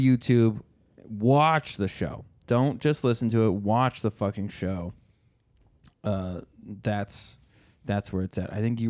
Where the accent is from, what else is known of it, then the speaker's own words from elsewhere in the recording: Minnesota, United States; I lived in Minnesota my whole life.